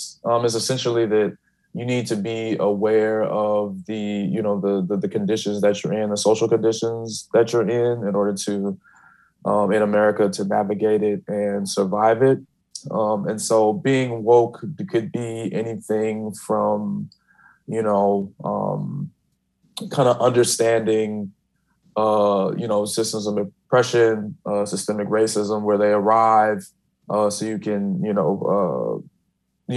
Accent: Chicago, Illinois, United States; I'm from Chicago, black people from Chicago talk with a little bit more of a slur

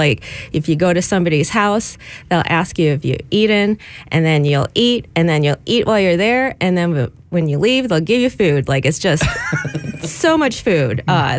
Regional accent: Chicago, Illinois, United States; moved away as an adult; now in Detroit, United States; But as someone who's not from the area, I moved here a few years ago. I'm from Chicago originally.

